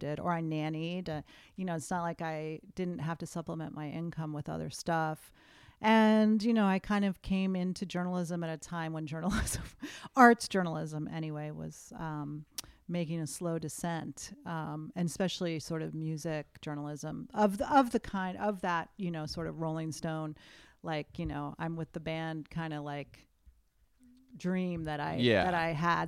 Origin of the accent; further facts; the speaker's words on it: New England, United States; I think there's something about growing up in New England that there's kind of like a Yankee no bullshit kind